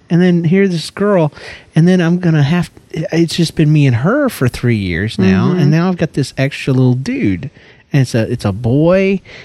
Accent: Georgia, United States; That's the way we do it down in Georgia, girl. You better get right, or I'm going to go back to my accent.

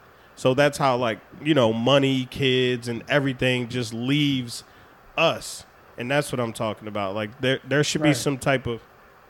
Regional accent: Baltimore, Maryland, United States; born there; I mean, but I was born in Baltimore, but I'm a military kid. Like, I've seen so many cultures.

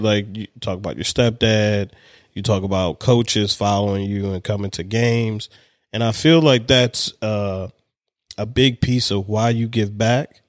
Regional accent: Baltimore, Maryland, United States; also born or lived in Hawaii / Anne Arundel County, Maryland; I'm from Baltimore

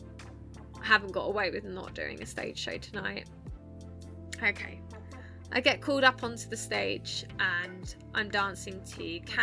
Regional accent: Essex, East of England, United Kingdom; accent: Essex; now in Sheffield, United Kingdom; I'm from Essex and that's that, because that's my accent and that is where I'm from.

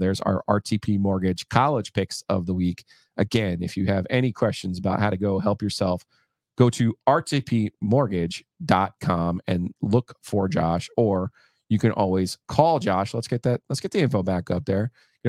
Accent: New Jersey, United States; we're coming in from New Jersey

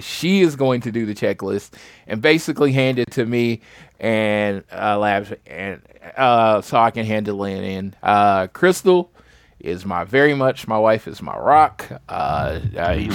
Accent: St. Louis, Missouri, United States; moved away; I'm from Missouri. I don't have to go all the way for the where I'm from, St. Louis

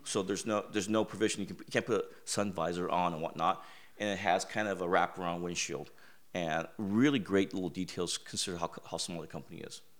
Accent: United States; growing up in America

